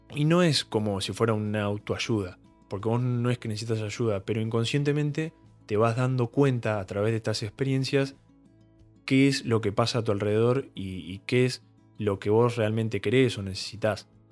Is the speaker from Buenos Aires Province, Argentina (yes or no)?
yes; Bahía Blanca, Buenos Aires Province, Argentina; yo soy de Bahía Blanca, fui al secundario en el Colegio Don Bosco